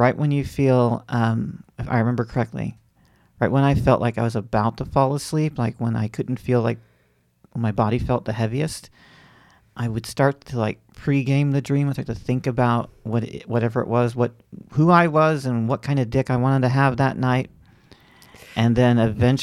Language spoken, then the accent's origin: English; Florida, United States; I grew up in Florida